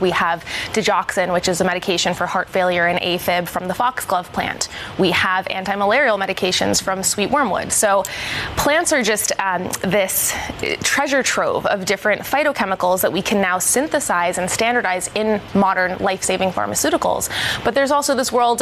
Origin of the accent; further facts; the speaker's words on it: Yonkers, New York, United States; I am born and raised in Yonkers, New York